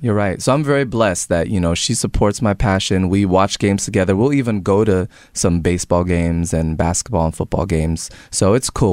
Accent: Tampa, Florida, United States; also born or lived in New Jersey; I was a Tampa Bay Buccaneers fan just growing up in Tampa

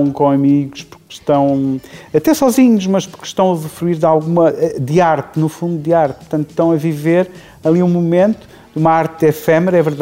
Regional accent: Portugal; Eu diria que a minha cozinha é uma mescla de, de várias influências, mas obviamente sendo português, ela está muito presente.

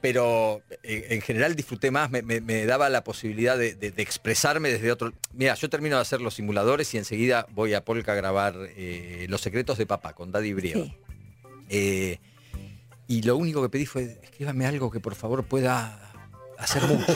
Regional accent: La Plata, Buenos Aires Province, Argentina; moved away as an adult; now in Buenos Aires, Argentina; Soy de La Plata, nací en La ah. Plata. Este, cuando terminé la secundaria me vine acá para, para estudiar teatro

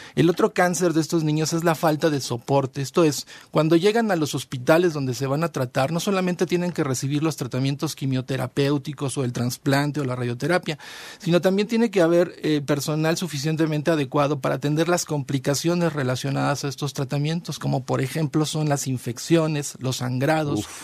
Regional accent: Mexico; nosotros como población mexicana

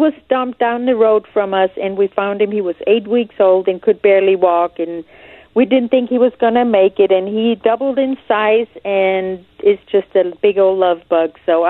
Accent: Germany; now in United States; I came from Germany. I stood in line. I filled out paperwork. I couldn't vote. I couldn't collect any welfare. And it was okay because I was not a citizen. I had my resident alien card

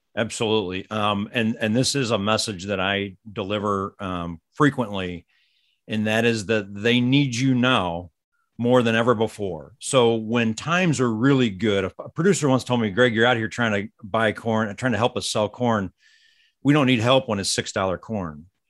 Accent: St. Louis, Missouri, United States; I grew up in the Saint Louis suburbs

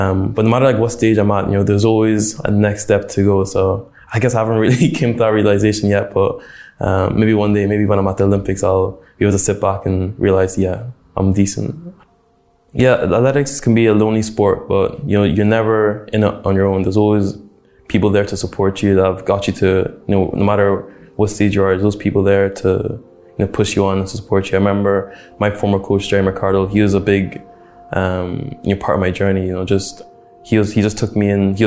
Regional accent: Dundalk, County Louth, Ireland; I think Dundalk was a pretty cool place to grow up. You know, when I tell people I'm from Dundalk

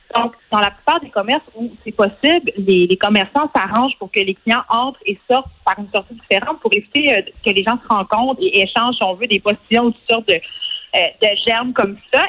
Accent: Montreal, Quebec, Canada; c'est clair qu'on on vient de Montréal

